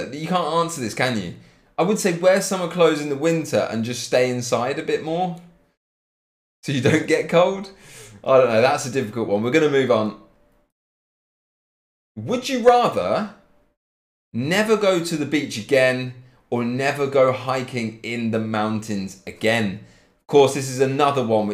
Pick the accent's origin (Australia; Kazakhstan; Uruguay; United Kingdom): United Kingdom; Cambridge, East of England; moved away as an adult; now in Leipzig, Germany; I'm living in Leipzig. But I come from Cambridge.